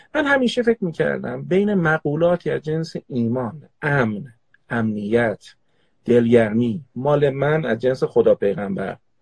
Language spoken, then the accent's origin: Persian; Tehran, Tehran Province, Iran; also born or lived in Qazvin; در حسنوات تهران به دنیا اومدم اصالتا خانواده پدریم قزوینی هستن